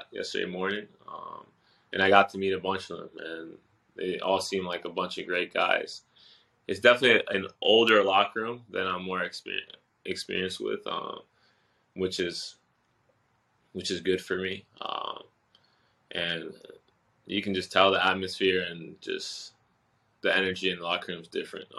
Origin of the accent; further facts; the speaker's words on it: Boston, Massachusetts, United States; also born or lived in Osaka, Japan; I was born in Osaka, Japan, and I moved over to Boston when I was 4 years old, and I grew up there